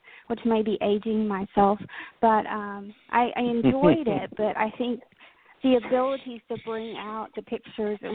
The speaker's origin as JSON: {"language": "English", "town": "Paris", "region": "Texas", "country": "United States", "tie": "born or raised there", "said": "I grew up in North Texas in the little town called Paris, not France. So born and bred Texas gal."}